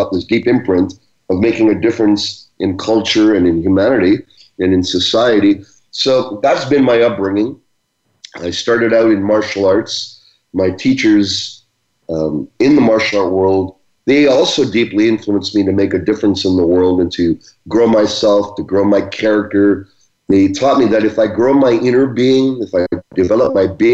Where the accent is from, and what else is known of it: Brampton, Ontario, Canada; born or raised there; also born or lived in Uganda